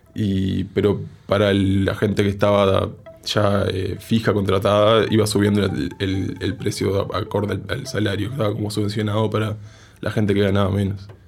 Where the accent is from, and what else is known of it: Uruguay